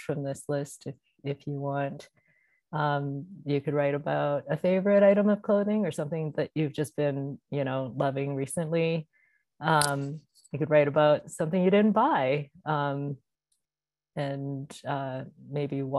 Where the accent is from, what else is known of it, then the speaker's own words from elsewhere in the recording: Canada; I am Canadian